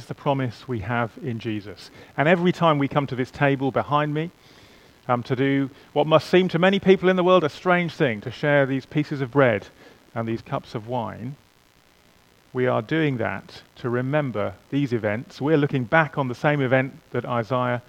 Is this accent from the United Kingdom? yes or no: yes; England, United Kingdom; I am English. In theory, at least, I'm qualified to play for England